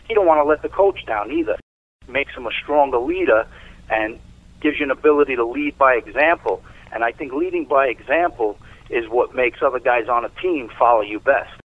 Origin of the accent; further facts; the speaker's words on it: New York City, New York, United States; also born or lived in Fort Washington, Long Island, New York; for the first uh, 12 years of my life, I grew up in East Harlem, New York.